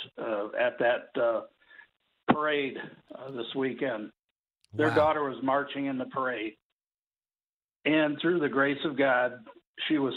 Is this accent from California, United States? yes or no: no; Michigan, United States; I'm from Michigan